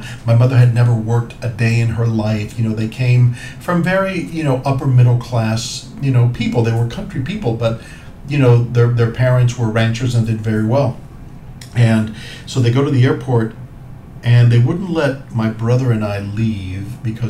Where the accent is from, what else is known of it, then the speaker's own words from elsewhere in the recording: Cuba; moved away; so I was born in Cuba. I am a Cuban immigrant. And we came after a few years after Castro became the dictator in Cuba.